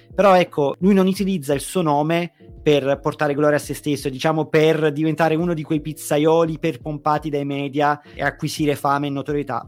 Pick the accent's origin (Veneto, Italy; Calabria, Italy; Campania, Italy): Campania, Italy; Naples; da napoletano